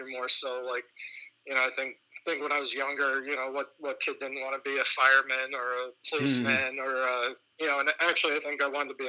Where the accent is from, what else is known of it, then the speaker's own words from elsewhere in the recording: Catskill, New York, United States; also born or lived in Athens, New York / New Baltimore, New York; I grew up in Catskill, New York. I was probably there until about the age of 12, and then spent the majority of my rest of my youth anyway in my adolescence in Athens, New York. Later on, probably in my early 20s, my mother and I, we eventually moved to New Baltimore.